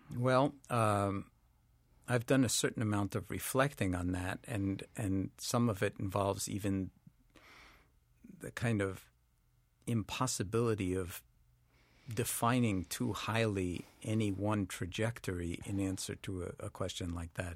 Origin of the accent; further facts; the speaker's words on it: New York City, New York, United States; I grew up in New York City in Washington Heights